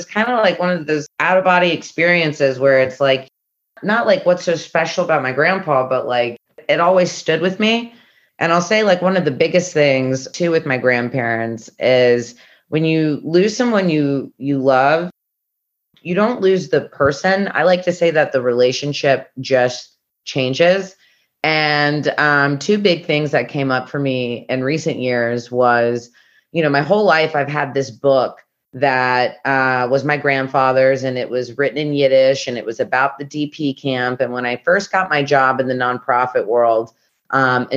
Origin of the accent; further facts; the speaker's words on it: Memphis, Tennessee, United States; I've always grown up with a kosher home in Memphis, Tennessee